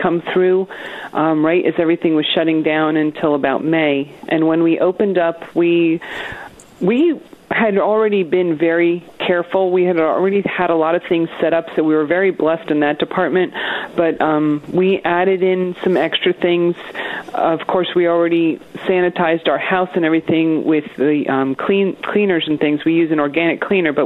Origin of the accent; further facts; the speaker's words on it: Essex County, New Jersey, United States; moved away as an adult; also born or lived in High Point area, New Jersey; now in Arkansas, United States; I was raised in Essex County